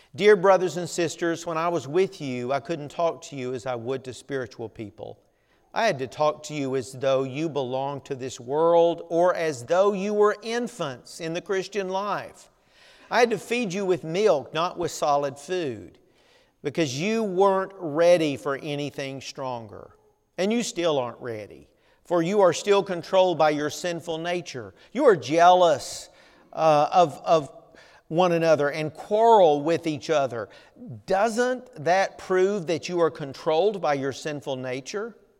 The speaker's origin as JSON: {"language": "English", "region": "Southern United States", "country": "United States", "accent": "Southern", "said": "my Southern accent"}